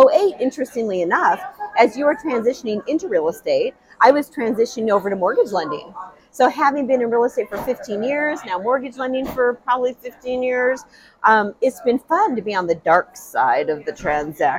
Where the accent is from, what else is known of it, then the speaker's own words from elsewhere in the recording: La Vista, Nebraska, United States; I grew up in La Vista, Nebraska